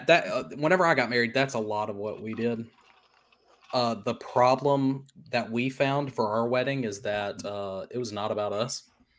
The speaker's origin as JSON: {"language": "English", "town": "Louisville", "region": "Mississippi", "country": "United States", "tie": "born or raised there", "said": "so the parish I grew up in Louisville, Mississippi, it fit like 30 people max."}